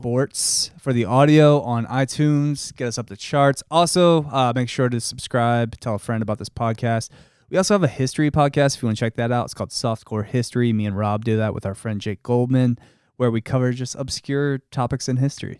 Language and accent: English; Delaware County, Pennsylvania, United States; I'm not from the mainline. They are too classy for me. I'm from Delco.